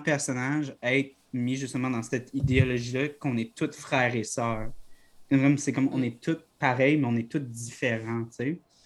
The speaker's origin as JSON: {"language": "French", "region": "Quebec", "country": "Canada", "said": "notre identité en tant que Québécois"}